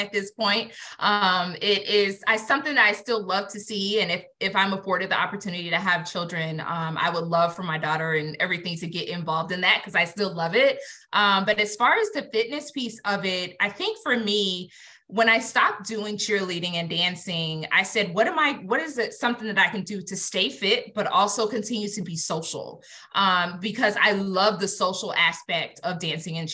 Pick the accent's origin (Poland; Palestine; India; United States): United States; Atlanta, Georgia; I'm born and raised in Atlanta